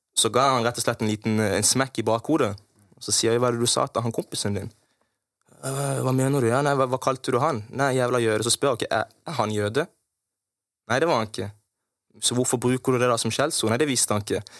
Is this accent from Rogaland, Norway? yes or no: no; Kristiansand, Agder, Norway; jeg vokste opp på Hellemyr